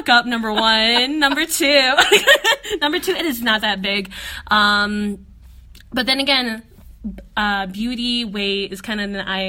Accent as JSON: {"language": "English", "country": "Philippines", "said": "our experiences as Filipino women."}